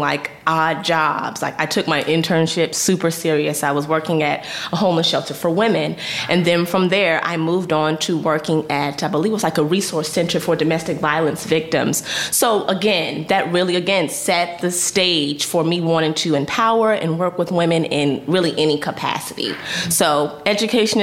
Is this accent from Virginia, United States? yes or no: yes; Northern Virginia, United States; I grew up in Northern Virginia, which is in the DMV area close to Washington, D.C.